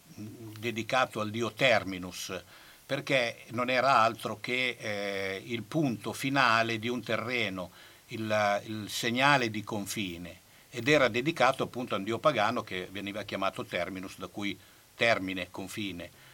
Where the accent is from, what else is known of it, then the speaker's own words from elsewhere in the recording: Bologna, Emilia-Romagna, Italy; noi come bolognesi siamo un, un, po' particolari